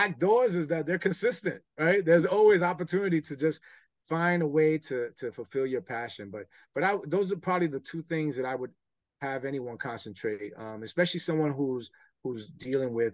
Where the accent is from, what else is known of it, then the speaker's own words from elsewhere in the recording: New York City, New York, United States; growing up in New York